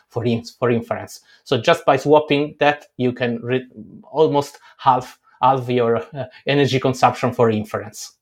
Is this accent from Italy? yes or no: yes; Italy; I grew up in Italy